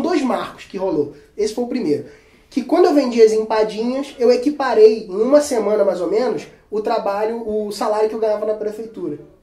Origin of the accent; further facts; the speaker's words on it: Cabo Frio, Rio de Janeiro, Brazil; sou de Cabo Frio, interior do Rio de Janeiro